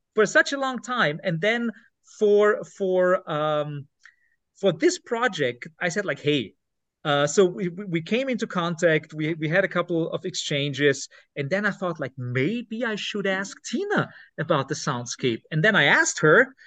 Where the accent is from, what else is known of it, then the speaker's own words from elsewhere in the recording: Lower Austria, Austria; English is a second language; I'm not from Upper Austria. Uh, I'm I'm I was born in Lower Austria